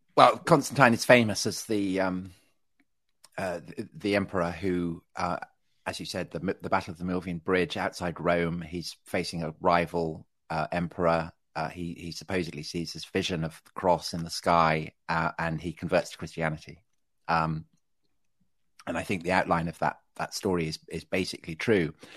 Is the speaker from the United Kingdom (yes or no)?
yes; Salisbury, South West England, United Kingdom; I was raised outside Salisbury